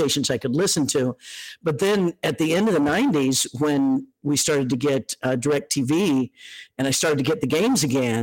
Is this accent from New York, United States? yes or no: no; Leavenworth, Kansas, United States; moved away; also born or lived in California; I was born and raised in Leavenworth, Kansas